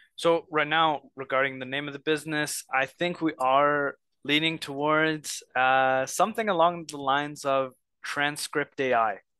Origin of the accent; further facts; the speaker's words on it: Egypt; moved away; I'm from Egypt